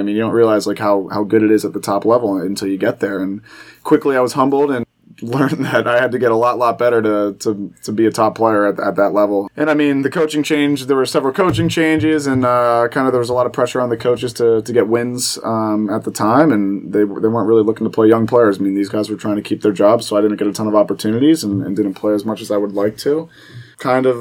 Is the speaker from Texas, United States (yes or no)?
no; Philadelphia, Pennsylvania, United States; moved away as an adult; now in Cincinnati, United States; my hometown team